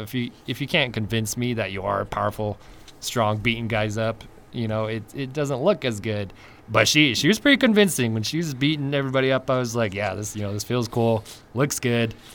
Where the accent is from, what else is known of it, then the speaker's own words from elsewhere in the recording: Utah, United States; moved away; also born or lived in California / Idaho; I grew up in Utah and then I moved to California